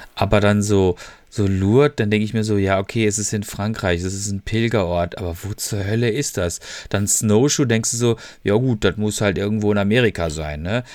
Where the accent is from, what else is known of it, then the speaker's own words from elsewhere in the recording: Freiburg im Breisgau, Baden-Württemberg, Germany; also born or lived in Ruhr area; ich bin ja, komme ja aus Freiburg, ich mag ja Freiburg